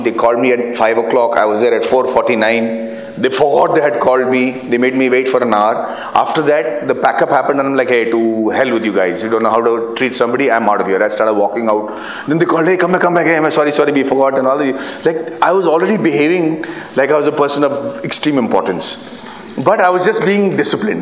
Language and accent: English; Bihar, India; I'm from Bihar